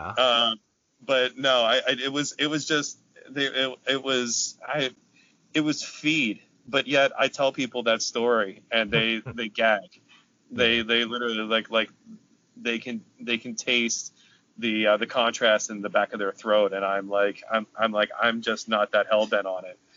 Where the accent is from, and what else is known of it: Carlisle, Pennsylvania, United States; born or raised there